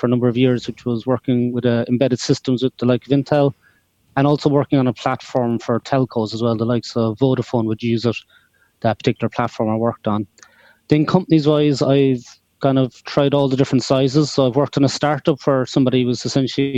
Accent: Cork, Munster, Ireland; I'm from Cork, all the way down the south of Ireland

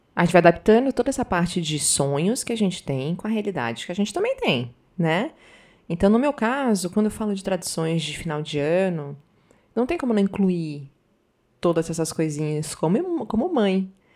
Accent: Northeast Region, Brazil; moved away; also born or lived in Southern Brazil / Paraná; Eu sou nordestina, morei muito tempo no sul

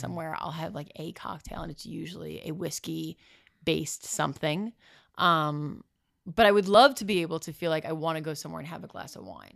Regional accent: Bergen County, New Jersey, United States; moved away as an adult; also born or lived in Florida; now in Los Angeles, United States; It's Bergen County, New Jersey

